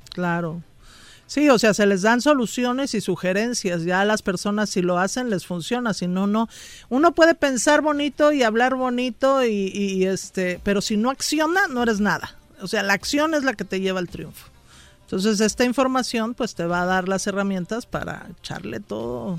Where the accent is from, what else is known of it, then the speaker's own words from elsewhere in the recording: Mexico City, Mexico; del DF. Mi papá era de Morelos